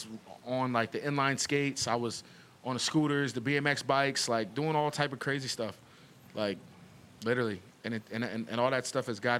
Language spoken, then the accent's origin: English; New Jersey, United States; moved away as an adult; now in Buffalo, United States; I grew up in Jersey